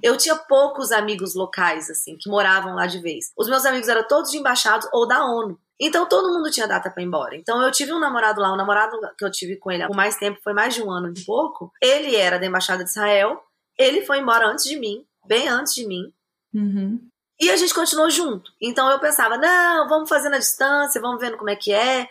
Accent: Minas Gerais, Brazil; moved away as an adult; also born or lived in Goiânia / Armenia / Nairobi; now in Los Angeles, United States; eu nasci em Goiânia, mas eu eu fui criada em Minas, mas eu não acho que eu tenho muito sotaque

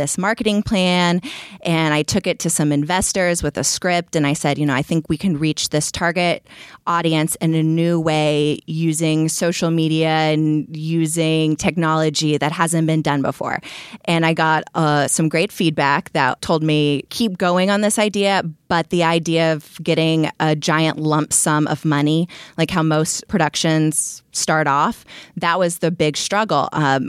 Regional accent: Austin, Texas, United States; moved away as an adult; also born or lived in New York / Berlin; now in Los Angeles, United States; I'm originally from Austin, Texas. I moved to New York where I lived for 4 years and then I went to Berlin and then from Berlin I came to LA.

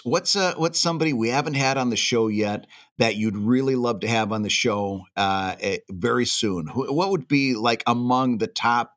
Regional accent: the Thumb, Michigan, United States; my stomping grounds up in the Thumb

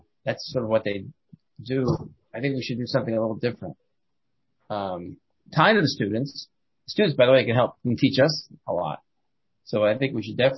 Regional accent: Columbus, Ohio, United States; I was from Columbus, Ohio

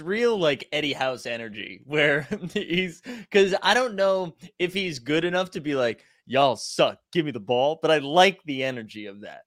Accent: Massachusetts, United States; I'm from Massachusetts

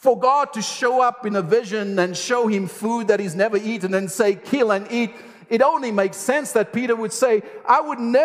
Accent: South Africa; I'm South African, I know the landscape, I know the world, I know the culture, I love the food

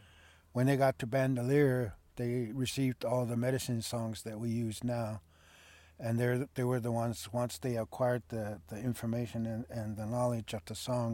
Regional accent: Zuni, New Mexico, United States; first language Zuni; English is a second language; I was born here in Zuni.

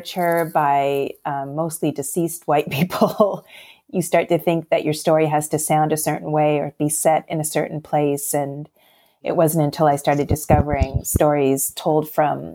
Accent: Toronto, Ontario, Canada; now in Pennsylvania, United States; up in Toronto because I'm Canadian and I grew up there

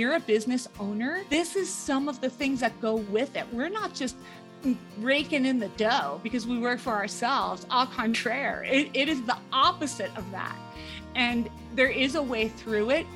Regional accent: United States; also born or lived in Denver, Colorado / Grenada; now in Colorado, United States; I'm originally from the New York, New Jersey area

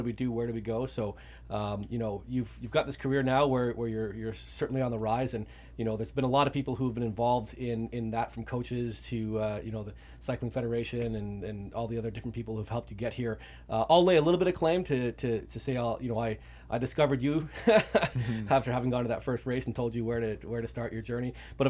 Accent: Ontario, Canada; As some of you listeners will know, I'm also from Canada. Dylan and I are from the same part near Toronto

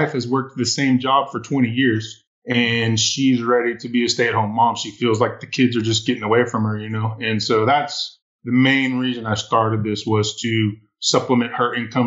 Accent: Midlothian, Texas, United States; I am from the Dallas, Texas area, a little suburb right outside of Dallas called Midlothian

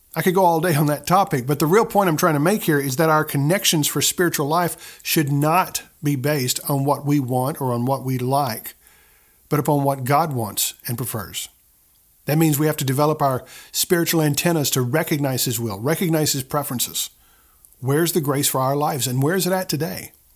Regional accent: the Bible Belt, United States; I grew up in the Bible Belt

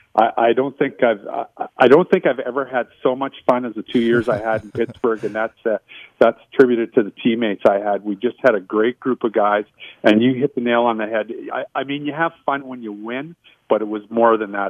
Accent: Winnipeg, Manitoba, Canada; also born or lived in Zweibrücken, Germany; and then moved back to Winnipeg.

